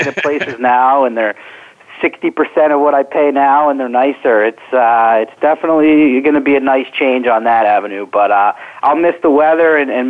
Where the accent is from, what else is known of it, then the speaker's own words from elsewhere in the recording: New Jersey, United States; moved away as an adult; now in Southern California, United States; I'm originally from South Jersey near Philadelphia